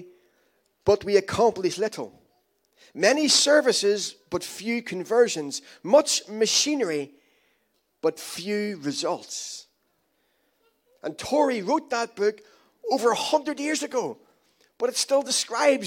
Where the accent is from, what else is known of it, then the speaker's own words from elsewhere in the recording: Ireland; I'm Irish